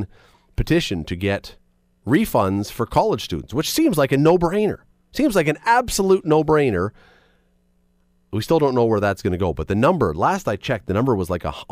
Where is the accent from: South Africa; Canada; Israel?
Canada; Toronto, Ontario; moved away as an adult; now in Hamilton, Canada; I grew up in Toronto. I've been in Hamilton for more than half my life.